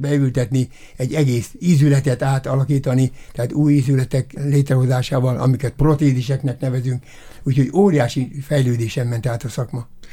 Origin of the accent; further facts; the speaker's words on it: Debrecen, Hajdú-Bihar, Hungary; moved away as an adult; also born or lived in Konyár, Hungary; now in Miskolc, Hungary; Debrecenben nőttem fel